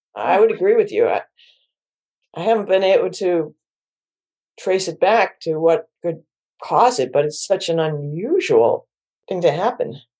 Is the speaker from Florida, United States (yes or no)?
no; Syracuse, New York, United States; now in Washington, D.C. area, United States; I'm from Syracuse, New York, and I'm one of eleven kids